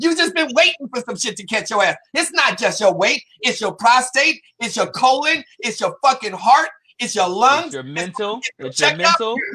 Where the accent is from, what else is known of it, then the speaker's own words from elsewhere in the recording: Compton, California, United States; You know, I'm from Southside. I'm, you know, I'm from CPT.